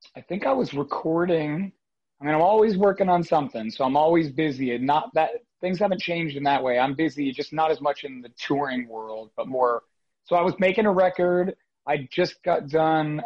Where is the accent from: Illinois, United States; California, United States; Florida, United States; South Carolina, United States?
Florida, United States; Fort Lauderdale; also born or lived in New York City, United States; now in Nashville, United States; I'm originally from South Florida, Fort Lauderdale, Florida, but New York City and Brooklyn was my home for the last just about 15 years now